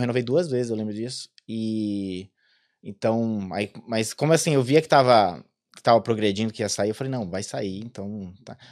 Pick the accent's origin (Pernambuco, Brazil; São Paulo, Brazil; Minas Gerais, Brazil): São Paulo, Brazil; moved away as an adult; also born or lived in Maranhão; now in Ireland; eu sou de São Paulo